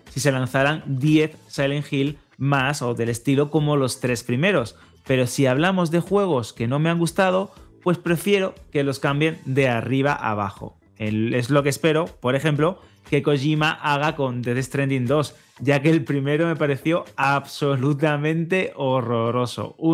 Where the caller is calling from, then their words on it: Málaga, Andalusia, Spain; Buenas chicos … de Málaga.